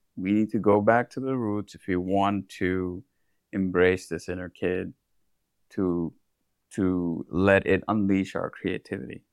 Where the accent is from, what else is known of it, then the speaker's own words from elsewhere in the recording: India; moved away; I come from India